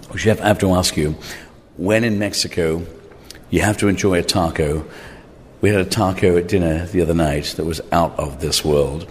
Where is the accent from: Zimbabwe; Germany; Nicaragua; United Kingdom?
United Kingdom; England; moved away; also born or lived in Ireland; I grew up in England, in Ireland.